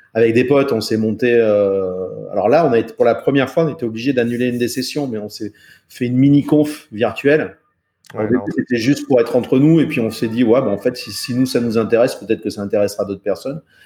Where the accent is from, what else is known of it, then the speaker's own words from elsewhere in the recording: France; un petit français, tu sais comment je parle